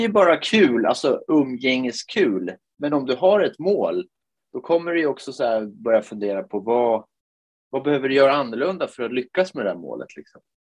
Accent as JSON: {"language": "Swedish", "country": "Finland", "tie": "born or raised there", "moved": "yes", "lives_now": "Piteå, Sweden", "said": "Jag är ju född i Finland"}